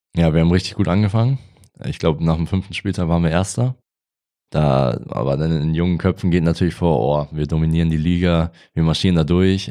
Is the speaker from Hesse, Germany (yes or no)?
no; near Rendsburg, Schleswig-Holstein, Germany; moved away; Also ich komme ja gebürtig aus der Nähe von Rendsburg, das ist in Schleswig-Holstein.